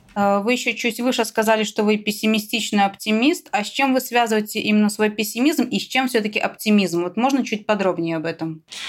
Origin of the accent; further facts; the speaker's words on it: Belarus; мы, белорусы